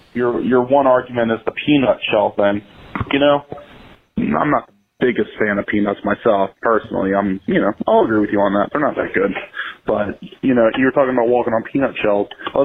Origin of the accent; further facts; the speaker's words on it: Washington, District of Columbia, United States; my hometown in the creator city of Five Guys, Washington, D.C.